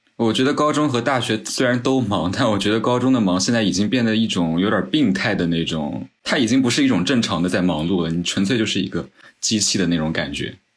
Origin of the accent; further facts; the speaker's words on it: Jiangsu, China; 来自江苏，然后我比小马哥应该是正好小十岁